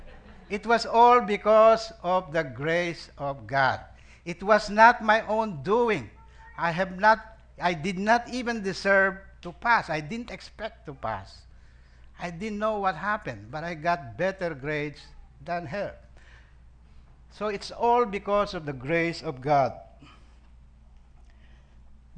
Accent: Pampanga, Central Luzon, Philippines; moved away as an adult; also born or lived in Manila, Philippines; now in Sacramento, United States; I grew up in Pampanga, the province of your very own Pastor Danny Perez

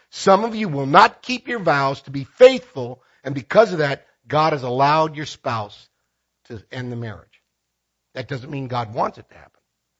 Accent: Philippines; I want to be very careful here because this is my home country. When I speak about this in the Philippines, it's not a big problem because divorce is illegal in the Philippines.

